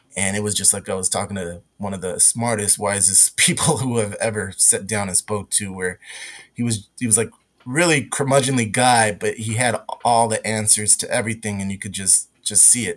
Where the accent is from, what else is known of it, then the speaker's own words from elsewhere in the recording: West Coast, United States; I grew up on the West Coast